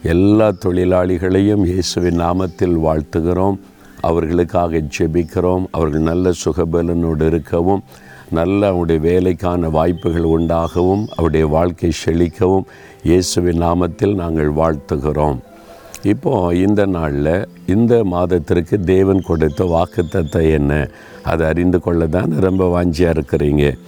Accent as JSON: {"language": "Tamil", "town": "Nalumavadi", "region": "Tamil Nadu", "country": "India", "tie": "born or raised there", "said": "இதுதான் நாலு மாவடியில் நான் பிறந்து வளர்ந்த அந்த வீடு"}